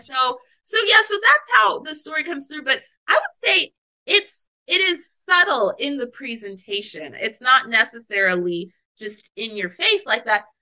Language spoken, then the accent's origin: English; Anchorage, Alaska, United States; I grew up in Anchorage, Alaska